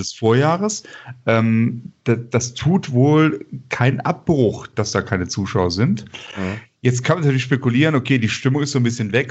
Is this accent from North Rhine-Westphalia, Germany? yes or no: yes; Bonn, North Rhine-Westphalia, Germany; ich komme aus Bonn